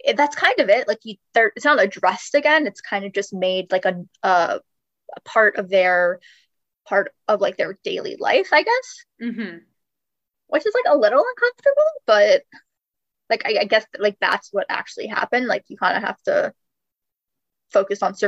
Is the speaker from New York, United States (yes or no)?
no; South Florida, United States; I'm from South Florida.